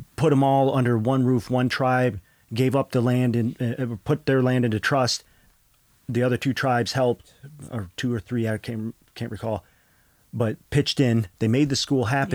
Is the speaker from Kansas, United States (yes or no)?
no; Odawa country, Michigan, United States; raised here in Odawa country, and raised with the Grand Traverse Band of Ottawa and Chippewa